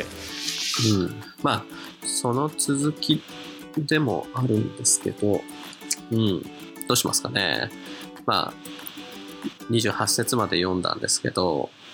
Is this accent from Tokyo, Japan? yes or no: no; Kanagawa, Japan; 僕神奈川生まれなんですけど